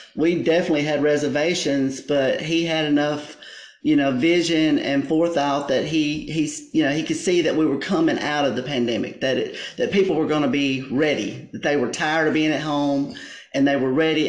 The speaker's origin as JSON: {"language": "English", "town": "Ripley", "region": "Mississippi", "country": "United States", "said": "we're from Ripley"}